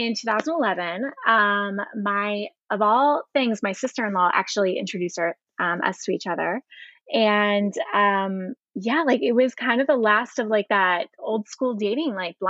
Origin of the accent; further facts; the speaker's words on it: Elizabethtown, Pennsylvania, United States; I was in a little town called Elizabethtown